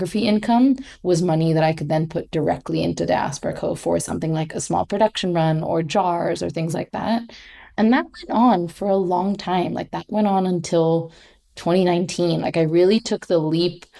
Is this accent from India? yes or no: yes; India; moved away as an adult; also born or lived in Oakland, California / Mumbai; I grew up in India knowing that I was upper class